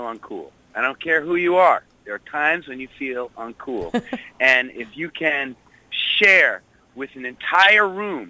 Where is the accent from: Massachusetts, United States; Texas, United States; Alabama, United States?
Massachusetts, United States; Wayland; also born or lived in Corning, New York; I was born in Corning, New York. My father was working for the Corning Glass Company, but when I was 4 years old, we moved to outside of Boston, to a town called Wayland